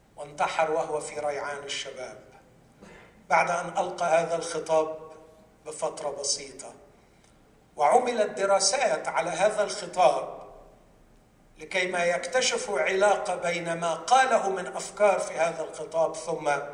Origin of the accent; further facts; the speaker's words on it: Egypt; عندنا في مصر